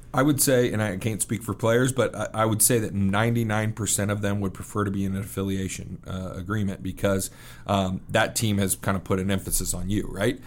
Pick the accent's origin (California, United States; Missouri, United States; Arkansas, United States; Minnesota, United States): Missouri, United States; Kansas City; moved away as an adult; also born or lived in Wheatland, Wyoming / Vernal, Utah / Minneapolis / New York; now in Rapid City, United States; I grew up in Kansas City, um, but I, I spent some time in Wheatland, Wyoming, and Vernal, Utah, and then in Minneapolis, uh, for about two-year stretches until I got to about seven years old, and then I was in Kansas City, um, until I went to college